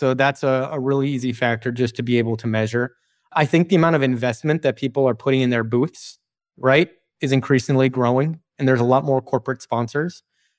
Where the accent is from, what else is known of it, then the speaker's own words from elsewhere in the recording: Chicago, Illinois, United States; Weirdly, I grew up in Chicago and I don't collect Michael Jordan.